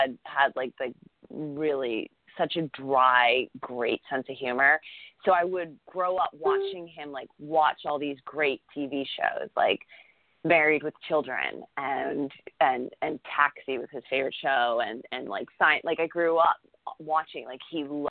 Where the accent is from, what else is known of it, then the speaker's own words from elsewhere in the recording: Massachusetts, United States; moved away; I grew up in Massachusetts, so I'm an East Coast girl.